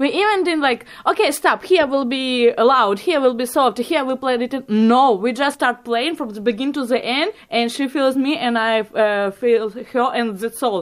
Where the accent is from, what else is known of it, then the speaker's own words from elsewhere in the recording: Ukraine; English is a second language; moved away as an adult; now in St. John's, Canada; I'm from Ukraine. I came here with first Ukrainian play.